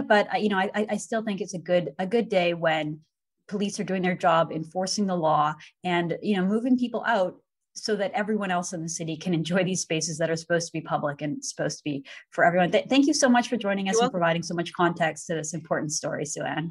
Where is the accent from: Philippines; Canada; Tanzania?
Canada; Vancouver, British Columbia; moved away; I grew up in Vancouver